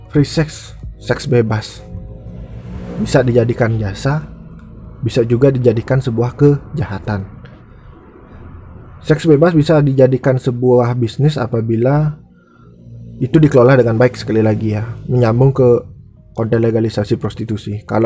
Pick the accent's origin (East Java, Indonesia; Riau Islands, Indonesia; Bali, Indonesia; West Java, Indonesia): Bali, Indonesia; di daerahku di Bali ini nggak menjadi hal asing lagi prostitusi ya